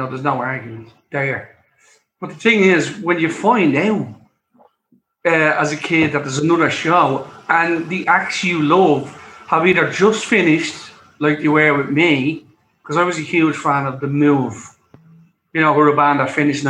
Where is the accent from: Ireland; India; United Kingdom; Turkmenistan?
Ireland; Dublin, Leinster; I lived in Drimnagh all my life